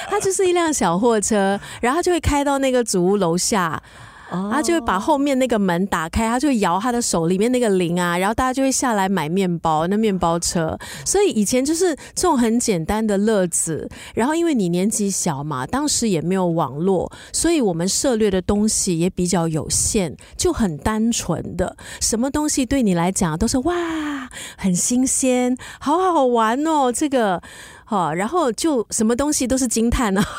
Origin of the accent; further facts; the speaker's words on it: Singapore; 我以前小时候呢，是在东部，在家东长大的